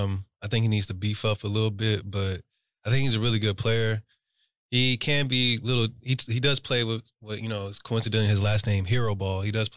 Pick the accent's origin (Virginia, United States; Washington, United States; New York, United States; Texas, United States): Texas, United States; I'm from Texas.